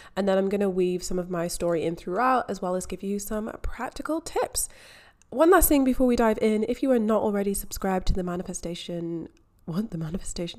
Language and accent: English; Scotland, United Kingdom; moved away as an adult; also born or lived in England; now in Melbourne, Australia; I am from Scotland. I grew up in Scotland.